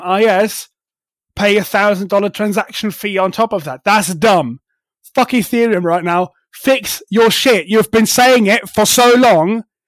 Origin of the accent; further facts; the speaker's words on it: Germany; I am from Germany